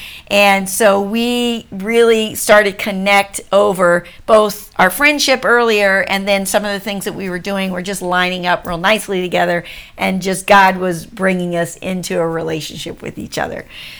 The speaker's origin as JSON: {"language": "English", "region": "Washington, D.C. area", "country": "United States", "tie": "born or raised there", "said": "So just our background is that I grew up an Army brat. We grew up just outside of Washington, D.C."}